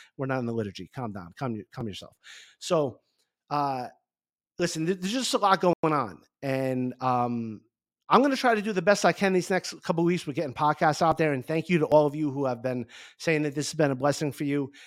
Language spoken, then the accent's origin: English; Garfield, New Jersey, United States; I grew up in Garfield, New Jersey